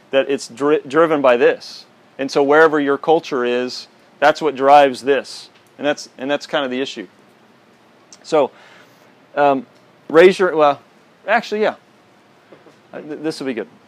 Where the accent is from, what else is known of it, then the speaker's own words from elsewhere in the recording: Texas, United States; so I'm from, you know, I'm from Texas. That's kind of, it was like if, if you're from Texas, you're a Christian kind of a thing.